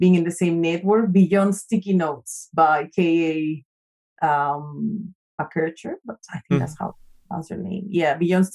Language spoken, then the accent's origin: English; Mexico; first language Spanish; English is a second language; moved away as an adult; also born or lived in New Zealand; now in Auckland, New Zealand; I'm from Mexico, so Spanish speaker. And then, I've been in New Zealand, in Aotearoa, New Zealand for the past 8 years.